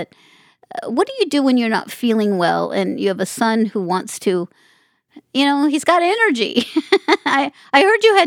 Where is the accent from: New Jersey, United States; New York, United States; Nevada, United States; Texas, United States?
Nevada, United States; Las Vegas; I grew up in Las Vegas, so I grew up in a community that, you know, made their living on gaming